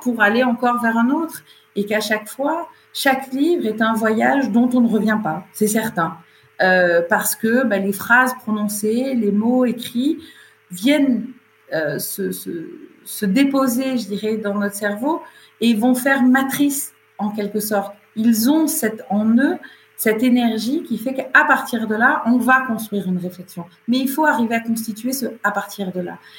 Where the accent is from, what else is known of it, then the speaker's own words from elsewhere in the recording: Camargue, Provence-Alpes-Côte d'Azur, France; il gérait une propriété agricole en Camargue, là où j'ai grandi